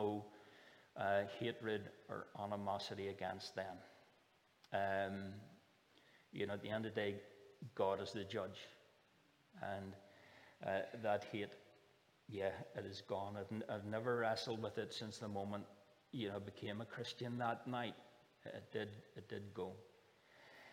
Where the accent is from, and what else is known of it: Northern Ireland, United Kingdom